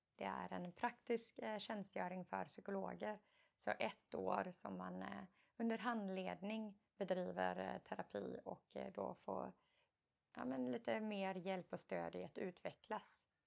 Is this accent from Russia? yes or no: no; Karlskrona, Blekinge, Sweden; moved away as an adult; also born or lived in United States / England; jag och min syster är uppvuxna i Karlskrona